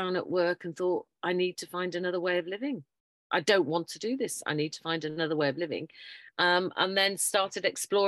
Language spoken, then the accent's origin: English; Yorkshire and the Humber, United Kingdom; moved away as an adult; also born or lived in Tunbridge Wells, Kent; originally I'm a Yorkshire lass, but I moved down south because we had to go down and educate the southerners.